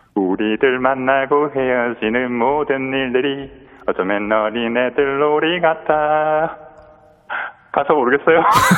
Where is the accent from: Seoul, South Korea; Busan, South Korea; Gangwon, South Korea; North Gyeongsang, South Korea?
Busan, South Korea; 저 부산인데요